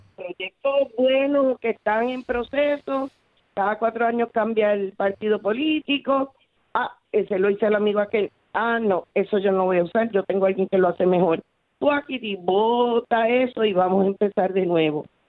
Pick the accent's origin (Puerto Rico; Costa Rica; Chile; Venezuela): Puerto Rico; como puertorriqueño